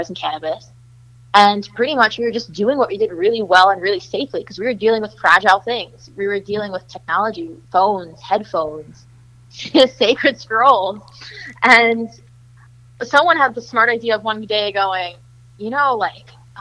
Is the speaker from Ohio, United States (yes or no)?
no; Chicago, Illinois, United States; I'm from Chicago, but I'm moving to Boston in 2 weeks